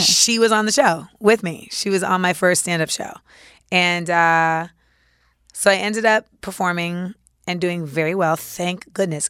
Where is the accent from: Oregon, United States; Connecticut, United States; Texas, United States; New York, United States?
New York, United States; as a New Yorker